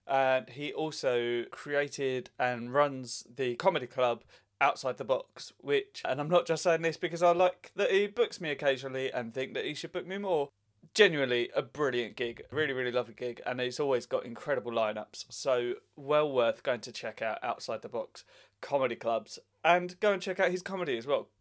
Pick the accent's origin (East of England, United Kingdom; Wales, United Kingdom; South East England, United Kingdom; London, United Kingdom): East of England, United Kingdom; Southend-on-Sea; he's actually from the same town as me.